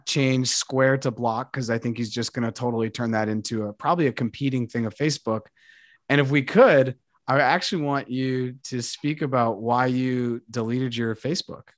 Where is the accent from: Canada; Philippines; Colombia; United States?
Colombia; moved away; I speak Spanish and I'm from Colombia